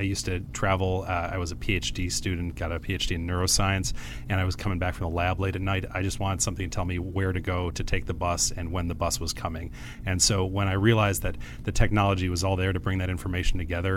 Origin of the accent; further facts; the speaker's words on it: Chicago, Illinois, United States; also born or lived in Madison, Wisconsin; I grew up in Madison, Wisconsin until I was 11, then moved to Chicago.